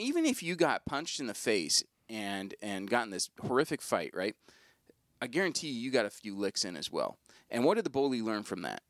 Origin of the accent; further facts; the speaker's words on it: United States; we as American Christians